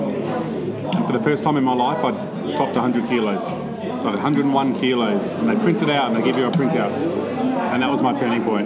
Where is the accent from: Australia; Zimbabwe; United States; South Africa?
Australia; Adelaide, South Australia; I grew up around Shepherd's Hill